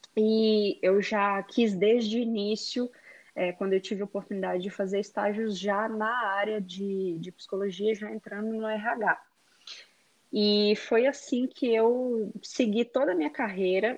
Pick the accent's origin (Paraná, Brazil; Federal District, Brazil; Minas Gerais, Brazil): Minas Gerais, Brazil; Belo Horizonte; moved away as an adult; now in Texas, United States; eu sou de Belo Horizonte, Minas Gerais